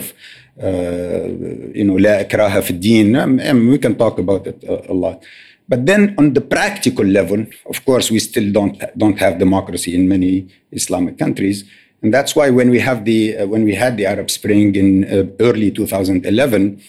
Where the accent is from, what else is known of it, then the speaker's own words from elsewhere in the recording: Tunisia; moved away as an adult; now in United States; When I was growing up in Tunisia